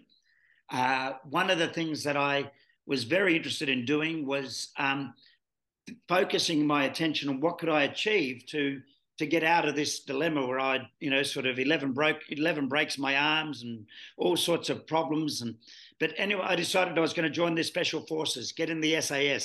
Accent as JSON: {"language": "English", "town": "Sydney", "region": "New South Wales", "country": "Australia", "tie": "born or raised there", "moved": "yes", "lives_now": "Melbourne, Australia", "said": "born and bred in Sydney. My friends in Melbourne here say that explains a lot."}